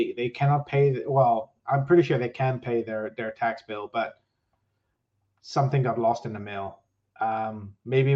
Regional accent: Netherlands; I'm from the Netherlands

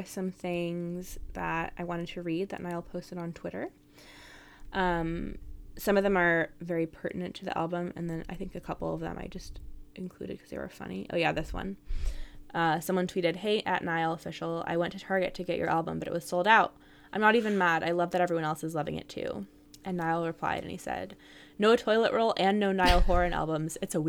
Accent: California, United States; I'm obviously very intrigued about all the Bay Area references because, you know, that's my home, mm-hmm. my hometown.

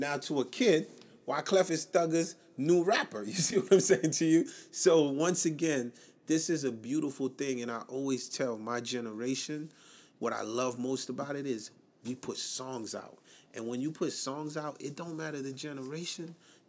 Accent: New Jersey, United States; so Whitney from Jersey, like us.

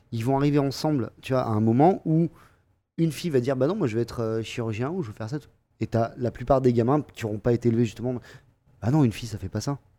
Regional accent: Montpellier, Occitania, France; je viens de Montpellier, et tous les copains que j'ai à Montpellier, je les connais depuis hyper longtemps

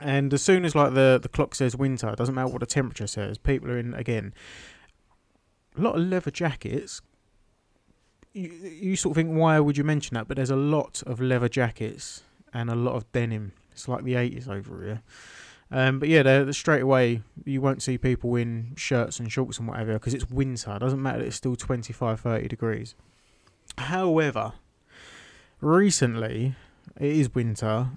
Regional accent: United Kingdom; moved away; I was born in the mountains, raised by wolves, I'm British

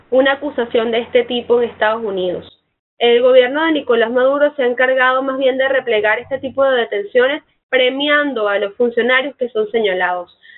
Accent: Venezuela; te lo digo como venezolana

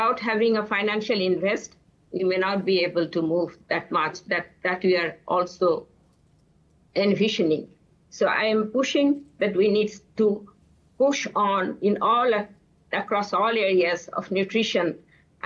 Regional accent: Bangladesh; I'm from Bangladesh

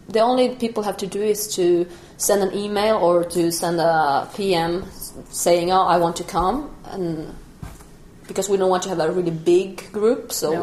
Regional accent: Bolivia; also born or lived in Germany; now in Stockholm, Sweden; I did not grow up here in Stockholm. I grew up in Bolivia

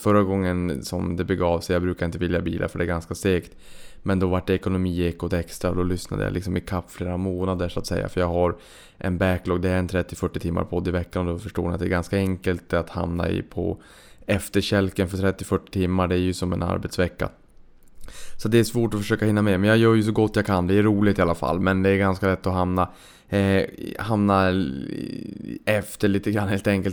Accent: Boden, Norrbotten County, Sweden; now in Stockholm, Sweden; uppe i Boden då där jag kommer ifrån

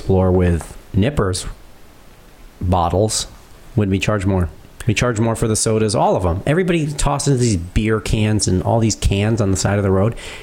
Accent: Connecticut, United States; We're from Connecticut.

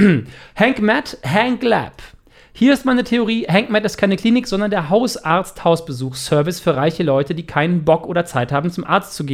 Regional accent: Germany; now in United States; Ich bin großer Fan als Deutscher, der seit ein paar Jahren in den USA lebt

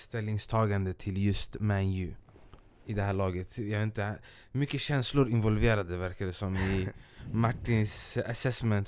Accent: Stockholm, Stockholm County, Sweden; jag kommer från Askeby, det är en del av Rinkeby

